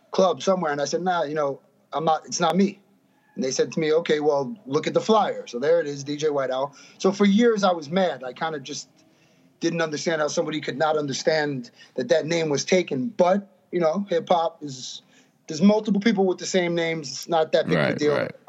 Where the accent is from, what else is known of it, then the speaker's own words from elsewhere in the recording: Greenburgh, New York, United States; I'm from Greenberg, New York, from Westchester